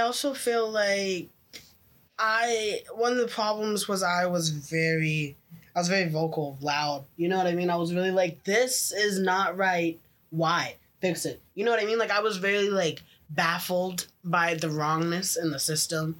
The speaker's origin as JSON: {"language": "English", "town": "Memphis", "region": "Tennessee", "country": "United States", "moved": "yes", "lives_now": "Oakville, Canada", "said": "I came from the hood, the ghetto. I was from Memphis"}